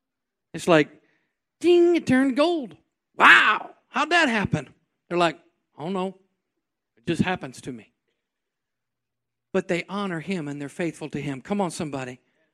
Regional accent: New York, United States; Well, I'm from New York. I was born on the other side of the track.

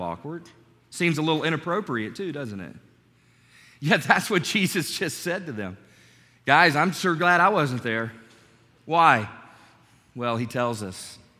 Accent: North Carolina, United States; My youth pastor growing up in North Carolina

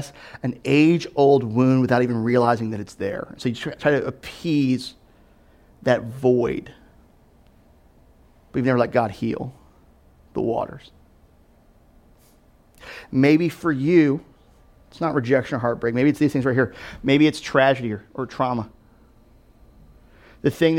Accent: Delaware, United States; also born or lived in Louisville, Kentucky; my family, we moved to Delaware when I was 7. We moved here from Louisville, Kentucky

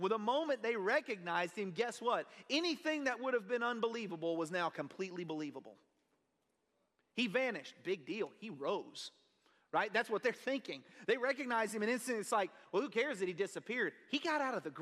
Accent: Kennefic, Texas, United States; I'm a bumpkin from Kennefic, Texas

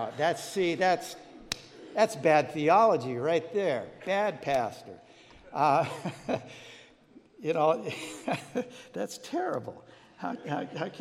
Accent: Glenwood, Iowa, United States; I grew up, by the way, I was born in Iowa. I was born in Glenwood, just south of Council Bluffs.

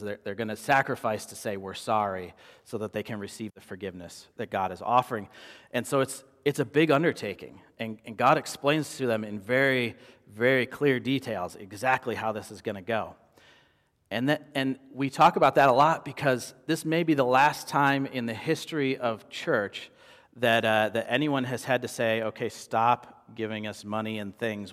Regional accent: Midwest, United States; moved away as an adult; now in Phoenix, United States; growing up in the Midwest

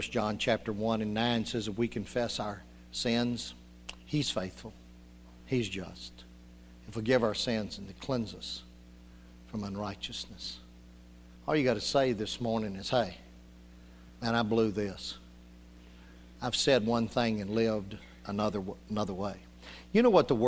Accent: Union City, United States; when I was growing up in Union City

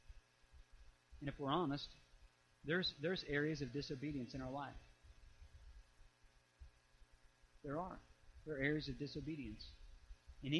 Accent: Illinois, United States; I grew up in Illinois

